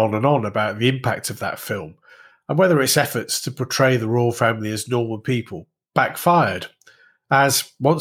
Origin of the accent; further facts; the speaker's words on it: Warrington, North West England, United Kingdom; also born or lived in Padgate; we moved from Padgate into the centre of Warrington.